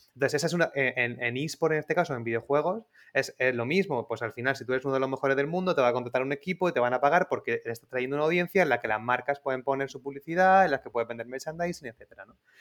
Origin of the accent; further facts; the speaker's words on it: Spain; somos de aquí, de España